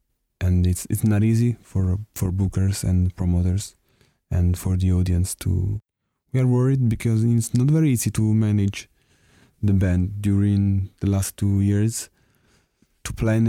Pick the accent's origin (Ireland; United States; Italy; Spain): Italy; Naples, Campania; We are from Naples, from the south of Italy.